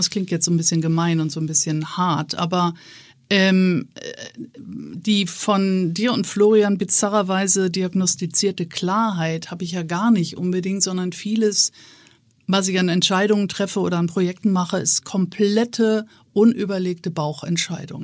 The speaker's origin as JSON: {"language": "German", "town": "Neumünster", "region": "Schleswig-Holstein", "country": "Germany", "tie": "born or raised there", "moved": "as an adult", "said": "wenn man an einem schrecklichen Ort wie in meinem Fall Neumünster geboren ist"}